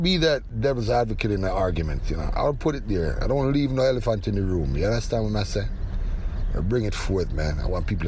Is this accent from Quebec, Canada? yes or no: no; Toronto, Ontario, Canada; in Toronto, right where I was born originally. I was raised in the Kensington area.